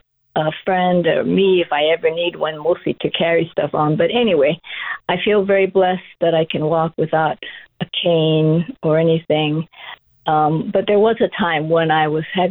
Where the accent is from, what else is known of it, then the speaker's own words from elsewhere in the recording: Kailua, Hawaii, United States; also born or lived in Honolulu; growing up in rural Kailua